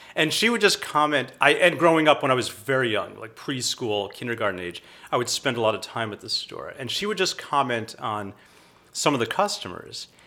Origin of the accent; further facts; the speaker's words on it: outside of Philadelphia, New Jersey, United States; now in Austin, United States; I grew up outside of Philadelphia